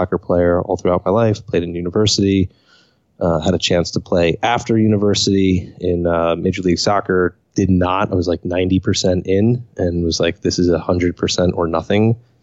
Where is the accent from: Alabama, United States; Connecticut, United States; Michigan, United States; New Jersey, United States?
New Jersey, United States; Cranford; also born or lived in Elizabeth, New Jersey; I was born in New Jersey, Elizabeth, New Jersey, to be exact. Grew up in Cranford, which is about 10 minutes outside New York, Newark Airport